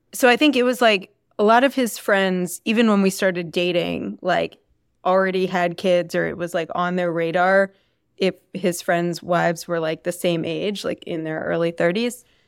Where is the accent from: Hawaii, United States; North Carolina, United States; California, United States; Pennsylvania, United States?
Pennsylvania, United States; Philadelphia; I grew up Right outside of Philadelphia, went to Lower Marion High School